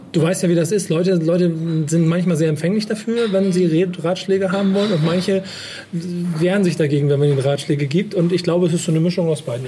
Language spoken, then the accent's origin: German; Hamburg, Germany; ich bin Hamburger